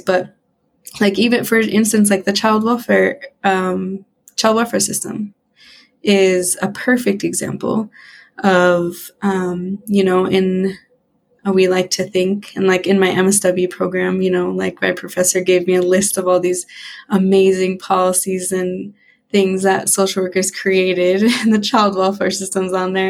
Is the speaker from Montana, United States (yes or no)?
yes; Western Montana, United States; I grew up, born and raised in Montana, in Western Montana